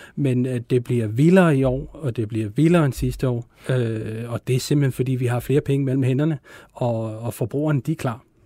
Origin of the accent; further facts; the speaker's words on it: Denmark; som danskere